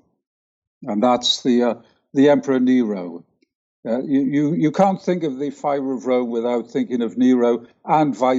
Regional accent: England, United Kingdom; moved away as an adult; also born or lived in Vancouver, Canada; now in Heidelberg, Germany; as you can probably tell from the sound of my voice, I was born in England, but I lived most of my professional life in Canada, in Vancouver

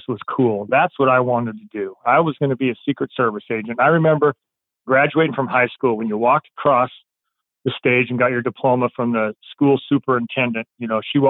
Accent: Spokane, Washington, United States; also born or lived in Pierce County, Washington; I grew up on the eastern part of the state. I grew up in Spokane.

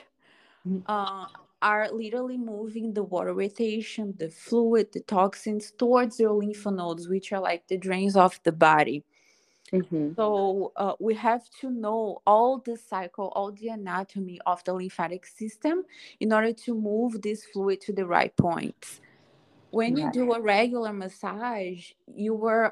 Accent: Brazil; moved away as an adult; now in Los Angeles, United States; I am from Brazil

